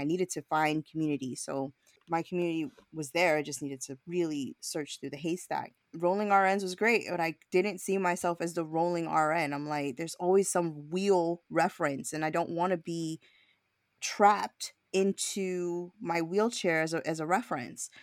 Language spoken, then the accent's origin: English; New York City, New York, United States; I was born and raised in Brooklyn